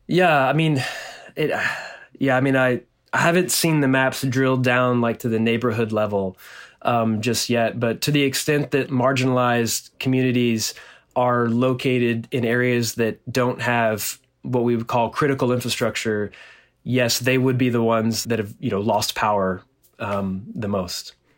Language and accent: English; Nacogdoches, Texas, United States; born or raised there